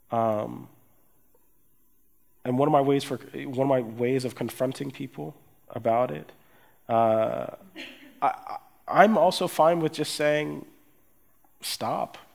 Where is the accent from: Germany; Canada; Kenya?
Germany; Erlangen, Bavaria; born there; I was born in Germany, I was born in, in, a, in Erlangen, I was born to US parents, but, but I, I empathize with my Afro German friends